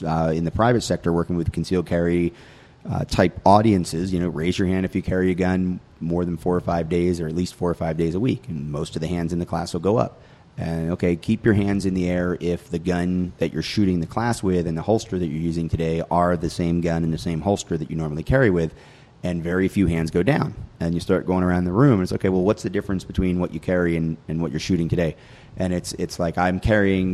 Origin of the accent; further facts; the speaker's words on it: North Georgia, United States; moved away as an adult; now in North Carolina, United States; I graduated from high school in North Georgia